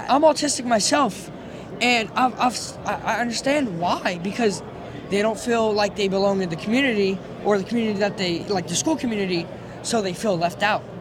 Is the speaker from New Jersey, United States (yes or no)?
no; Lafayette, Louisiana, United States; I'm from Louisiana.